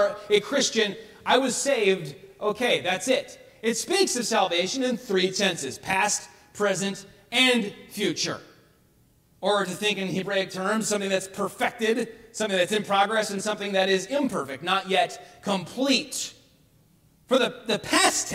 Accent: Bay City, United States; growing up in American Baptist Church in Bay City, where I grew up

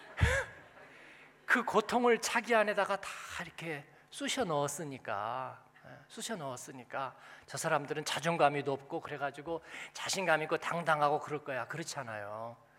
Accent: Seoul, South Korea; moved away as an adult; now in Frankfurt, Germany; 그냥 집만 신림동인데

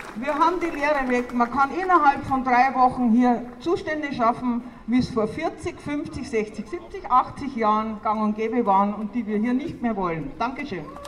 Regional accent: Oberau, Bavaria, Germany; bei uns in Oberau

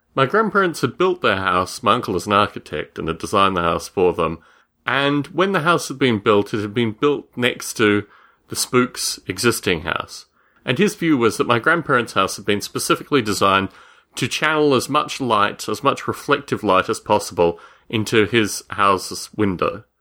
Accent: Australia; Growing up in Australia, I would spend my summer holidays with my grandparents

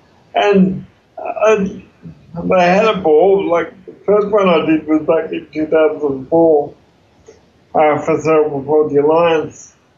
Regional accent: Tasmania, Australia; now in Melbourne, Australia; I moved to Melbourne in 92 from Tassie, and I worked in IT for a long time

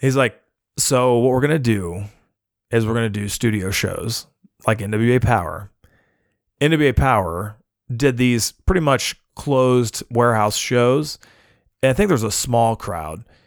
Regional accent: United States; I'm the American mark in that lineup

